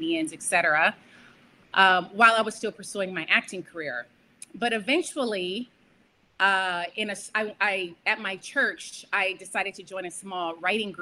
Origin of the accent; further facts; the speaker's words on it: Bay Area, California, United States; moved away as an adult; now in Los Angeles, United States; growing up, I was always pursuing acting. I'm from the Bay Area. So in the Bay Area, I was doing theater and commercials